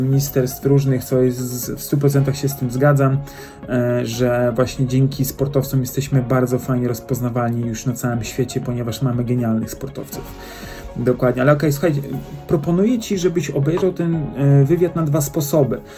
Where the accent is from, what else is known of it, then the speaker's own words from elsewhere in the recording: Poland; jesteśmy Poland